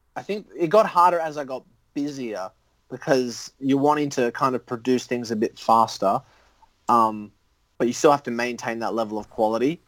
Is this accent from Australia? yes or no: yes; Sydney, New South Wales, Australia; accent: Australian; also born or lived in Canada / United States; came here in like 97